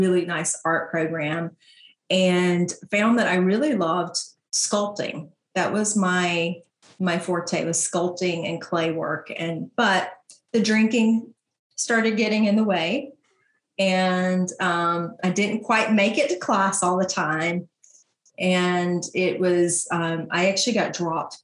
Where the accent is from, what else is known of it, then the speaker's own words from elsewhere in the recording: LaGrange, Georgia, United States; LaGrange, Georgia